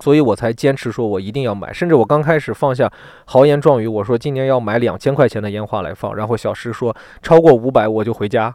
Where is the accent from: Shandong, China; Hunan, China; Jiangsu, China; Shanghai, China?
Shandong, China; rural; moved away; 我的家乡